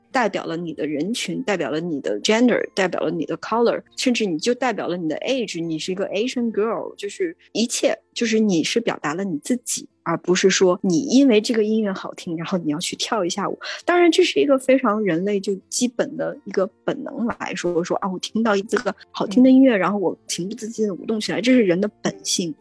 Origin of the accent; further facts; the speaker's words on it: China; moved away as an adult; now in New York, United States; 我从中国来，我原来是学中国舞，就是传统的中国舞的这种，这种舞蹈演员